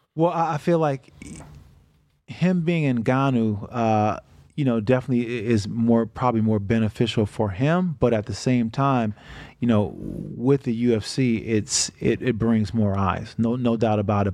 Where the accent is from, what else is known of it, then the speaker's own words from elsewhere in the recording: Niagara Falls, New York, United States; moved away; also born or lived in Michigan; I grew up in Niagara Falls